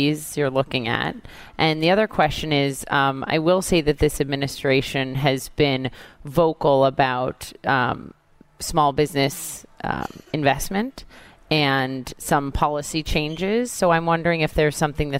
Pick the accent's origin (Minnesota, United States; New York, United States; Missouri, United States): Minnesota, United States; my home state of Minnesota